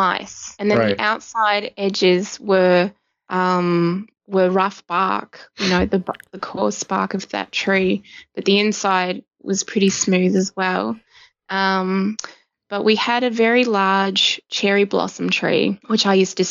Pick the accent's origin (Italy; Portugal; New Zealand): New Zealand; now in Australia; I'm from New Zealand.